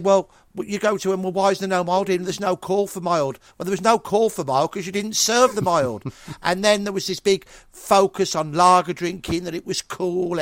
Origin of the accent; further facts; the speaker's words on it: Birmingham, West Midlands, United Kingdom; no choice being a Brummie